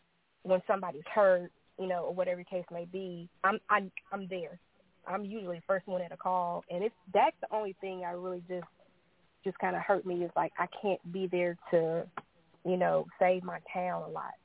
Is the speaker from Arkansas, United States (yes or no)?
yes; Jonesboro, Arkansas, United States; moved away as an adult; now in Texas, United States; I did it in my hometown, born and raised in Jonesboro, Arkansas